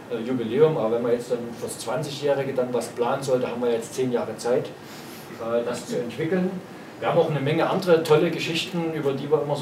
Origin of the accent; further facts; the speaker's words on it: Chemnitz, Saxony, Germany; Also ich komme aus Chemnitz.